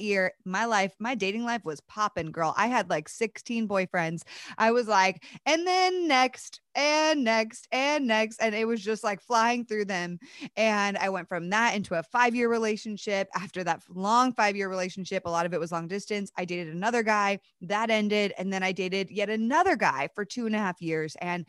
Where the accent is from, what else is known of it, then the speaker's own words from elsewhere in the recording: East Coast, United States; So I grew up on the East Coast of the United States and grew up in a home where I love my parents.